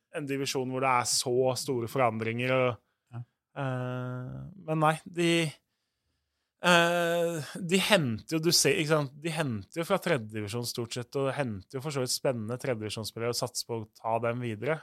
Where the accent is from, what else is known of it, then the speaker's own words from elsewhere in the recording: Oslo, Norway; jeg er jo fra Groruddalen sjøl